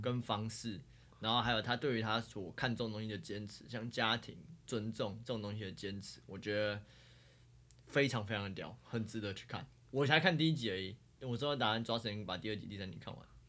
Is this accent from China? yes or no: no; Taiwan; 我们是台湾人